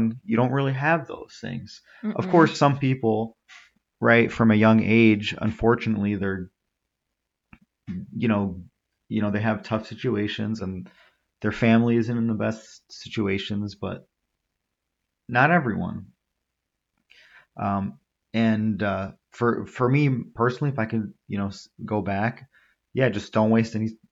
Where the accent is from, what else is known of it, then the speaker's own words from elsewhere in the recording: United States; I was born and raised in this country. I'm just as American as anyone else. You probably tell from my voice, I don't really have much of an accent.